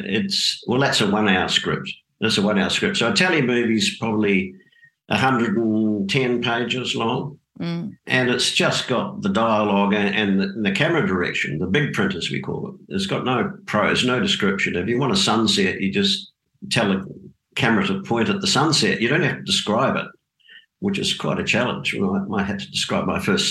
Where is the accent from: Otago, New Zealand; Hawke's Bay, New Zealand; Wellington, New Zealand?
Otago, New Zealand; Dunedin; moved away as an adult; also born or lived in Auckland, New Zealand; now in Australia; I grew up in Dunedin in the South Island of New Zealand